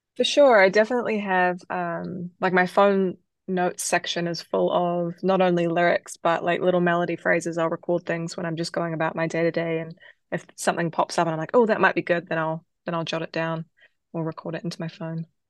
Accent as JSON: {"language": "English", "country": "New Zealand", "tie": "born or raised there", "moved": "yes", "lives_now": "United States", "said": "I grew up in New Zealand, and my dad was a musician"}